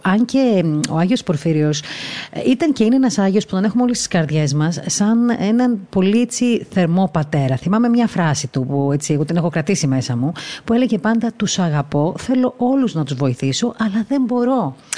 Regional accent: Crete, Greece; Εγώ προσωπικά δεν κατάγομαι από εκεί, από την Κρήτη κατάγομαι

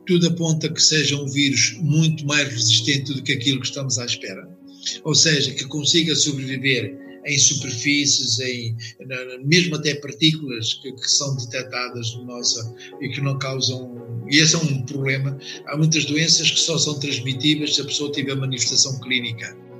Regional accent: Coimbra, Centro, Portugal; also born or lived in Angola; now in Lisbon, Portugal; Eu nasci em África e mais propriamente em Angola mas vim residir e onde me formei em Coimbra, portanto as minhas origens praticamente são de Coimbra.

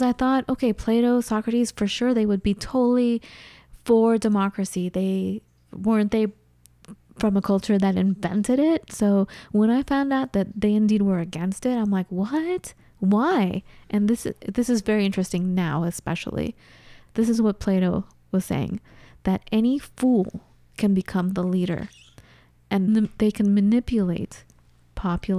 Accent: United States; I'm an American and we live here

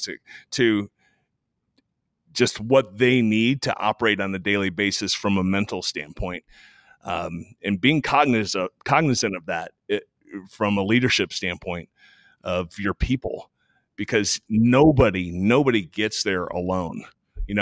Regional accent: Texas, United States; I'm a Texan

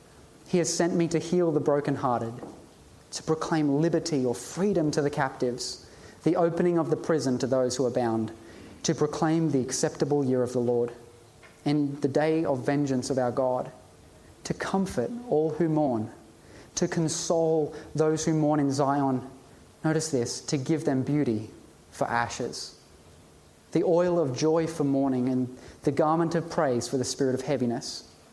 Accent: Ipswich, East of England, United Kingdom; Jesus came from Nazareth. I come from Ipswich. We all come from environments that are not ideal

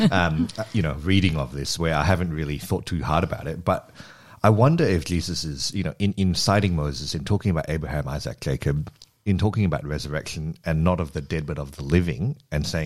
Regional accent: Australia; we're Australian.

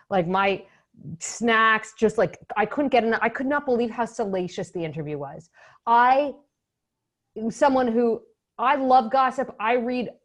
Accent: Canada; moved away as an adult; also born or lived in Ottawa; now in Chicago, United States; as a Canadian

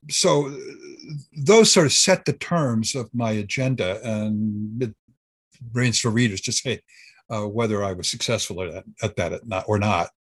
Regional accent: Southern California, United States; moved away as an adult; I grew up in Southern California

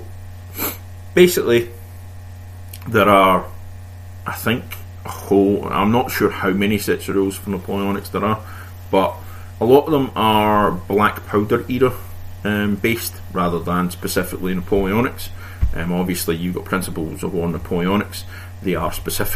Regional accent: Scotland, United Kingdom; me being Scottish

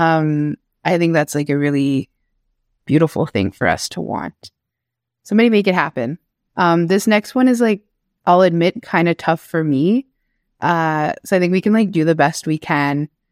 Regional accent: Chisasibi, Quebec, Canada; also born or lived in Kitigan Zibi, Quebec; I grew up in Cree territory, like, here in Chesapeake

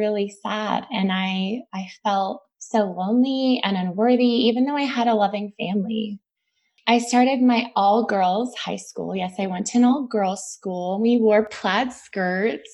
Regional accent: San Jose, California, United States; I grew up in the East foothills of Silicon Valley in San Jose, California

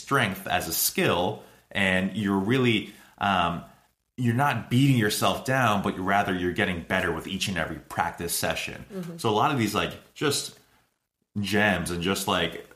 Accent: Boston, Massachusetts, United States; we're from Boston

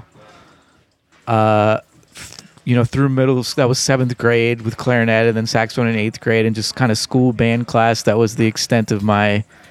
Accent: Pittsburgh, Pennsylvania, United States; now in New Orleans, United States; I'm from Pittsburgh

